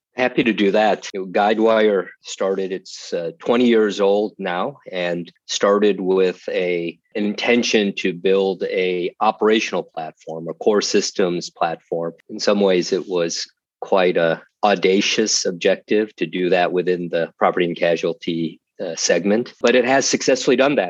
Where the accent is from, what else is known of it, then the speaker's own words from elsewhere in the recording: Chicago, Illinois, United States; moved away; also born or lived in Austin, Texas; I'm from Chicago